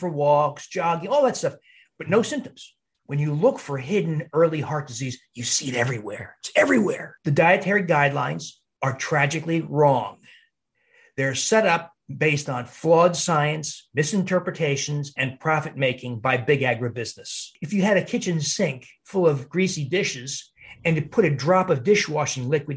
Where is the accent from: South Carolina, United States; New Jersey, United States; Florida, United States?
New Jersey, United States; moved away as an adult; also born or lived in Cleveland / Milwaukee; in New Jersey where I grew up